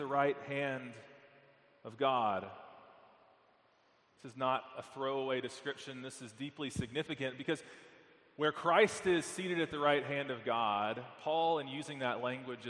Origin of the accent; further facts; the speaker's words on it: Texas, United States; moved away; I'm from Texas.